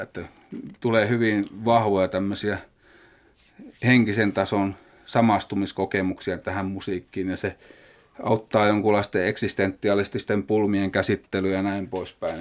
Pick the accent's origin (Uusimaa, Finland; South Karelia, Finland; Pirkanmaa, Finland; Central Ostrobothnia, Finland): Central Ostrobothnia, Finland; Kokkola; Kasvoin Kokkolassa